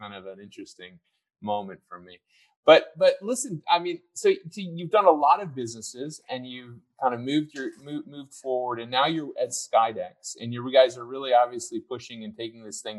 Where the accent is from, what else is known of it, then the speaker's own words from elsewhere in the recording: United States; Being an American